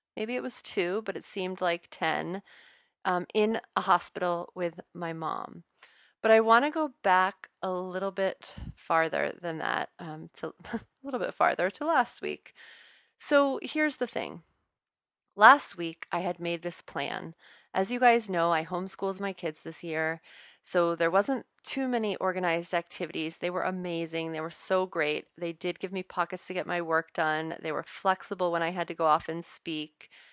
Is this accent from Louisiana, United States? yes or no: yes; New Orleans, Louisiana, United States; accent: Southern drawl; now in Boston, United States; I'm originally from New Orleans